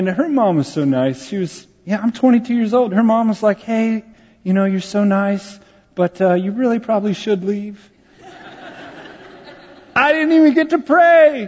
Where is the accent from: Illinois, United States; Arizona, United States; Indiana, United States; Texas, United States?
Texas, United States; San Antonio; San Antonio, my hometown